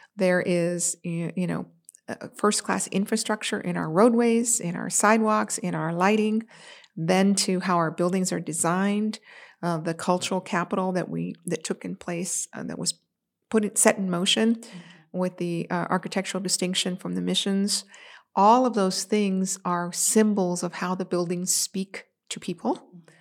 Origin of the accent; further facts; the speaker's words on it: San Antonio, Texas, United States; also born or lived in California; now in Texas, United States; I am a Texas native